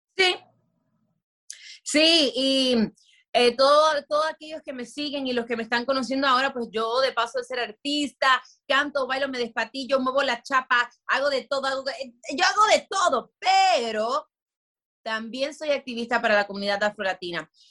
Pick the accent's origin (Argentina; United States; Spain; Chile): United States; Miami, Florida; moved away; also born or lived in Dominican Republic; yo sí nací y en Miami